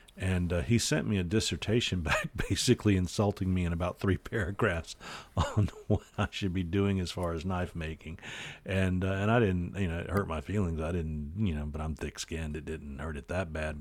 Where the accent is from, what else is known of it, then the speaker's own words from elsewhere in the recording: North Carolina, United States; I'm from North Carolina